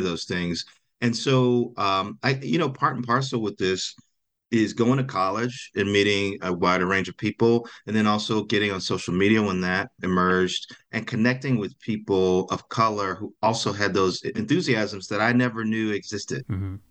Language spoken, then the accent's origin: English; Gary, Indiana, United States; I grew up in Gary, Indiana